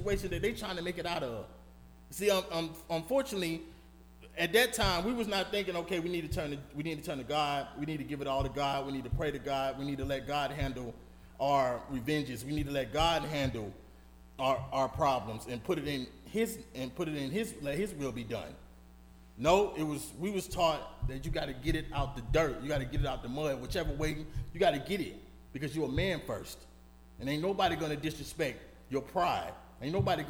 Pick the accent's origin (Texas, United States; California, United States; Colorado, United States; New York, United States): New York, United States; New York City; moved away; also born or lived in Atlanta, Georgia; growing up between Brooklyn, New York, and Atlanta, Georgia